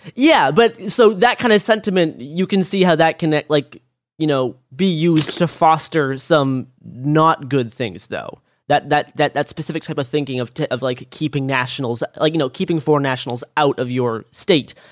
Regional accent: the Prairies, Canada; I was born in the prairies

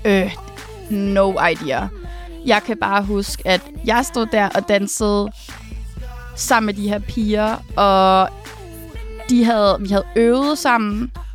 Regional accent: Uberud, Southern Denmark, Denmark; also born or lived in Odense; jeg er født i Odense, og så kommer jeg fra en lille landsby, som hedder Uberud, mm. hvor jeg har boet, siden jeg var helt lille

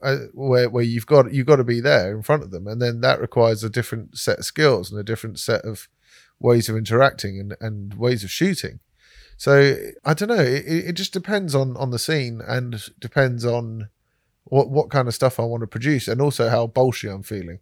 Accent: London, United Kingdom; I said I was from London

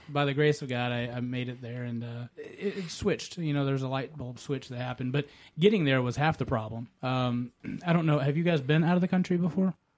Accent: the South, United States; I'm an American uh, boy, the Southern

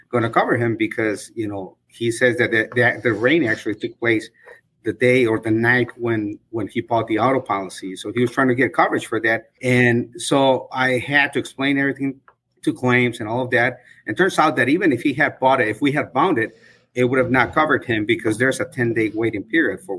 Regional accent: Bolingbrook, Illinois, United States; I'm from Bolingbrook, and I've had my agency for close to 15 years

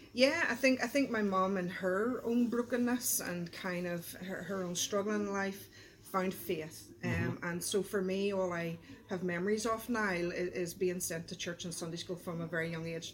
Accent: Belfast, Northern Ireland, United Kingdom; I grew up in East Belfast

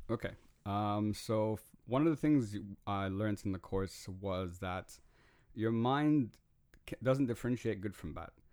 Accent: Dubai, United Arab Emirates; I grew up in Dubai.

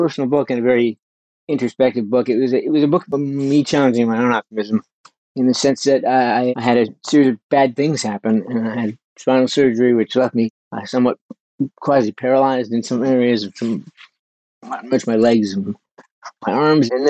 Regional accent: Burnaby, British Columbia, Canada; moved away; I was a kid growing up in Canada. I lived in Burnaby, which is kind of the Brooklyn of Vancouver

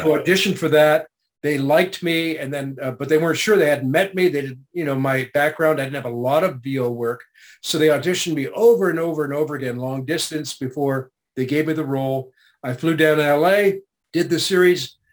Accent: Canada; I was born in Canada

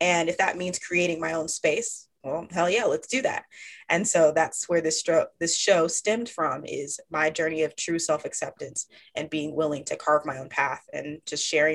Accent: Dallas-Fort Worth area, Texas, United States; now in Austin, United States; I am a Texas girl born and raised. I currently reside in Austin, Texas, but I grew up in the Dallas-Fort Worth area.

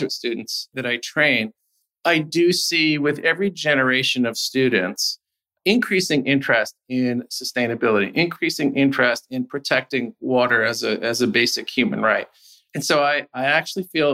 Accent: United States; as an American

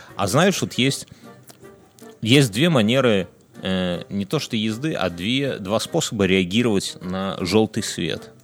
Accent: Belarus

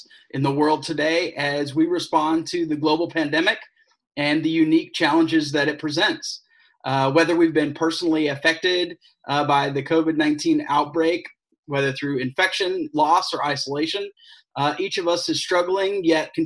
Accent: Atlanta, Georgia, United States; now in St. Petersburg, United States; originally from Atlanta

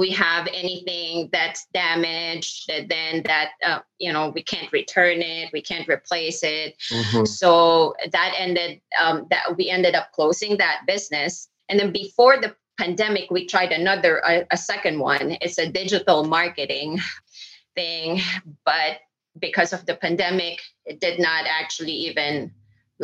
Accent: Philippines; moved away as an adult; now in United States; I'm from the Philippines

